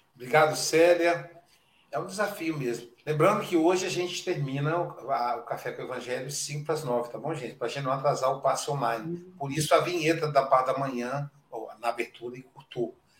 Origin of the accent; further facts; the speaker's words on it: Muriaé, Minas Gerais, Brazil; a minha terra natal, Série Muriaé, Minas Gerais